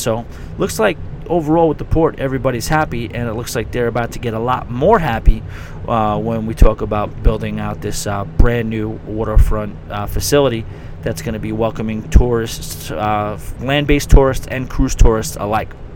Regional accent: New York, United States; as a New Yorker

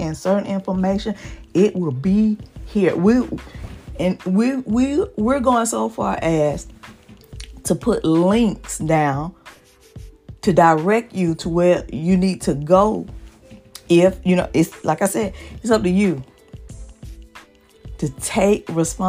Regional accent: the South, United States; I'm from the South, from the hood

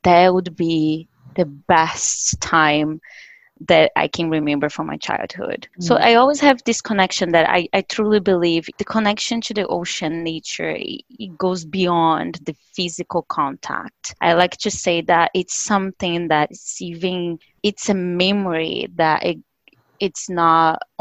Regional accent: Salvador, Bahia, Brazil; moved away as an adult; now in Canada; I was born and raised in a community in Salvador, Bahia, northeast of Brazil

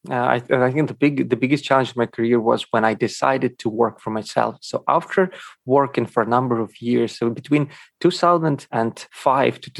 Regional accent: Ukraine; born there; first language Russian; English is a second language; was born in Ukraine, and uh, Russian and Ukrainian were my mother tongue languages.

